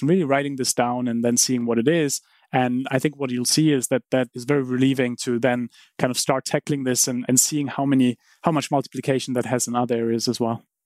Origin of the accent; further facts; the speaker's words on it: Heidelberg, Baden-Württemberg, Germany; moved away; I grew up in Heidelberg